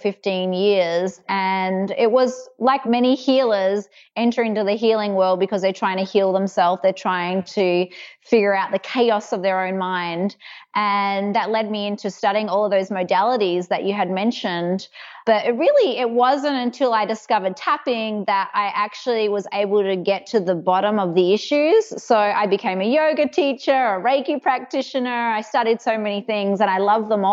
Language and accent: English; Perth, Western Australia, Australia; accent: mainly Australian, a bit American; moved away as an adult; now in United States; I was born in Perth, Western Australia. So I think I have a bit of a mix of Australian and a little bit of American because I have been here for 12 years, but it's mainly Australian.